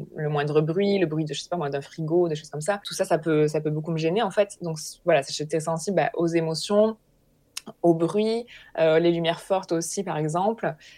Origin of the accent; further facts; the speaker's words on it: Hérault, Occitania, France; j'ai grandi euh, dans l'Hérault, dans un, dans un petit village